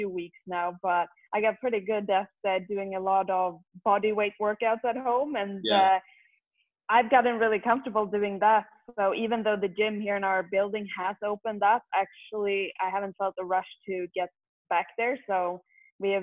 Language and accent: English; Sweden; moved away; growing up in Sweden